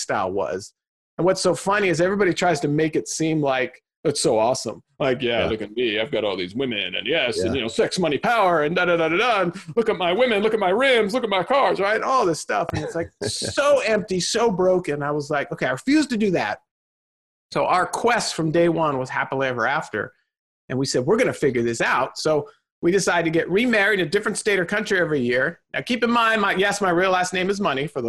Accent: Southern California, United States; born and raised in Southern California

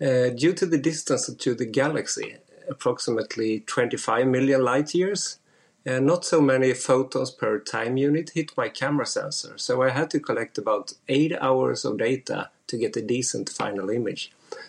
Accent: Sweden; I'm from Sweden.

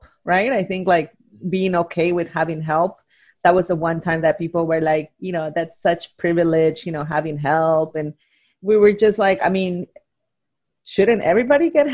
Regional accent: Oaxaca, Mexico; moved away; Growing up in Mexico, in Oaxaca, growing up in a telenovela culture

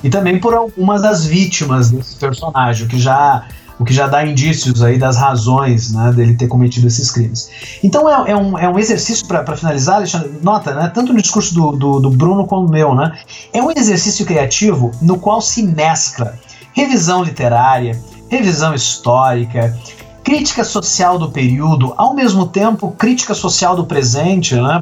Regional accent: Brazil; quem nós somos como brasileiros

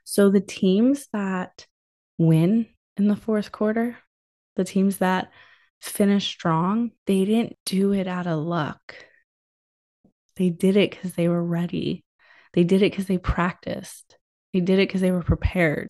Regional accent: New England, United States; I'm from New England

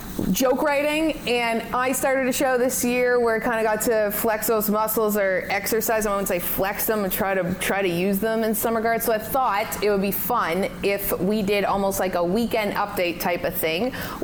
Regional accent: Canada; I'm from Canada and I love Canada.

